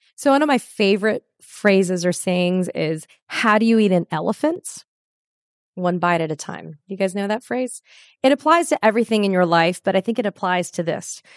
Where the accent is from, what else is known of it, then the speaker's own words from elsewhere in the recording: Florida, United States; I'm from Florida